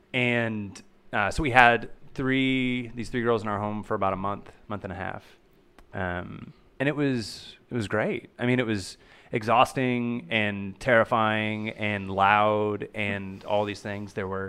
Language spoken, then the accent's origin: English; Oklahoma, United States; moved away as an adult; now in Texas, United States; So we've been here for about a year and a half. … and I are both from Oklahoma.